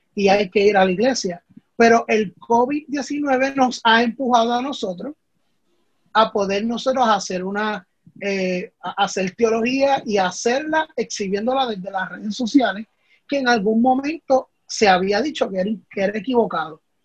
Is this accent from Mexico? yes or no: no; Puerto Rico; los problemas que nosotros vivimos como país, como puertorriqueños